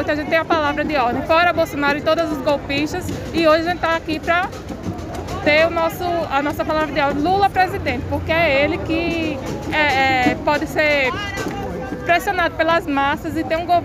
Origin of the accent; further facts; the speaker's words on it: Paraíba, Brazil; now in São Paulo, Brazil; sou da Paraíba